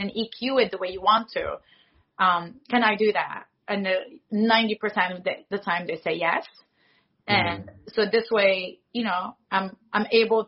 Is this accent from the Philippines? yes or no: no; Morocco; I'm from Morocco